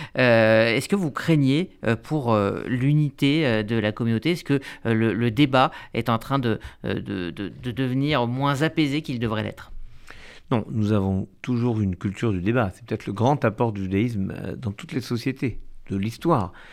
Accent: France; en tant que juifs, en tant que français

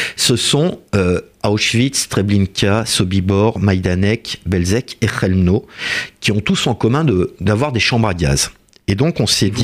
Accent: France; Nous sommes français

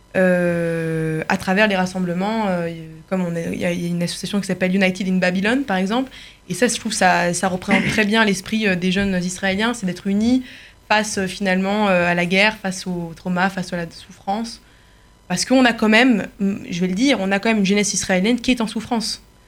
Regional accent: France; now in Paris, France; comme la majorité des jeunes juifs français

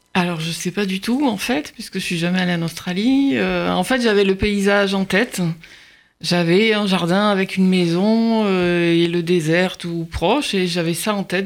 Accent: Marseille, Provence-Alpes-Côte d'Azur, France; moved away; j'ai grandi à Marseille, dans les quartiers nord

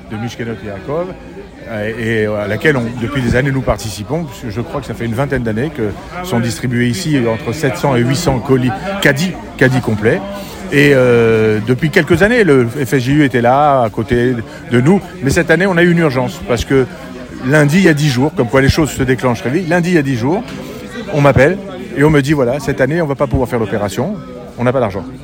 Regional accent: Paris, Île-de-France, France; Et eh ben, beaucoup d'entre nous venons de Belleville. Et euh, on a eu la chance de pouvoir euh, ben, grandir et, devenir ce qu'on est devenu aujourd'hui.

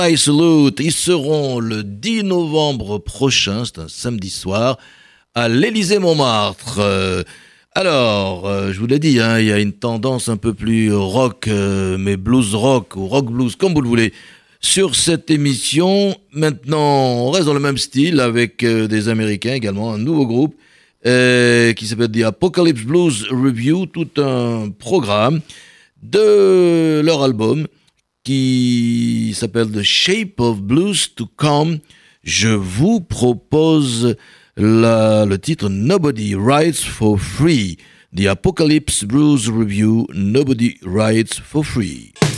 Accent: Bordeaux, Nouvelle-Aquitaine, France; dans ma ville natale à Bordeaux

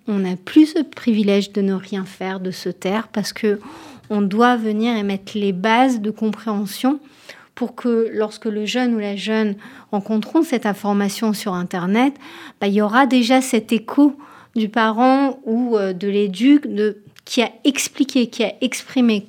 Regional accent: Tel Aviv, Tel Aviv District, Israel; French is a second language; moved away as an adult; now in France; en France euh, depuis 4 ans, donc désolée si je fais des fautes de français à l'origine de Tel Aviv.

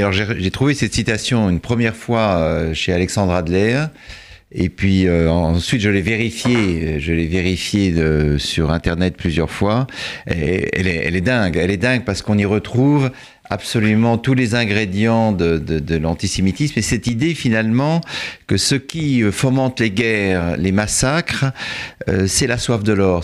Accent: France; en tant que Français

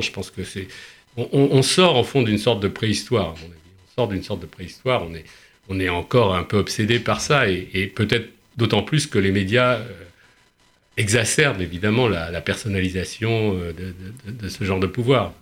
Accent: Paris, Île-de-France, France

